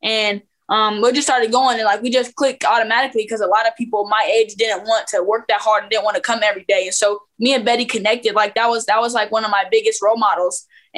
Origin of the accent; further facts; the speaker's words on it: Phoenix, Arizona, United States; also born or lived in Lincoln, Nebraska / Memphis, Tennessee; I was born in Lincoln, Nebraska. And then we were in Memphis quite a bit when I was younger, because I hooped a little bit, but I didn't really like hoop like that yet. Okay. So then we moved out to Phoenix, Arizona. And so I grew up a lot of there.